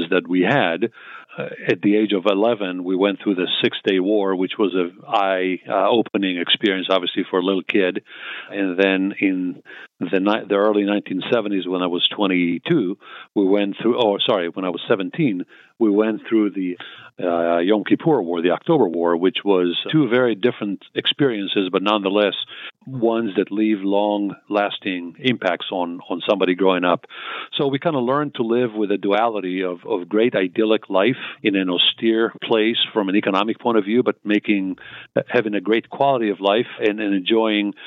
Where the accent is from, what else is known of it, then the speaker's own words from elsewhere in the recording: Israel; moved away as an adult; also born or lived in Tel Aviv, Israel / southern Israel; now in United States; I was born and raised in Israel, in Tel Aviv, then ended up, my parents moved to the south